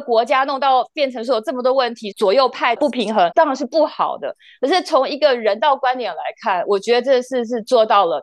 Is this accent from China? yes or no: no; Taiwan; 我们台湾人的态度也不是这个样子